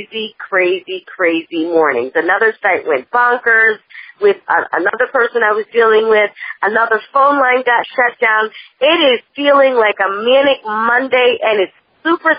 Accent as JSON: {"language": "English", "region": "Massachusetts", "country": "United States", "also_born_or_lived": "Maryland", "moved": "yes", "lives_now": "California, United States", "said": "I'm from Massachusetts"}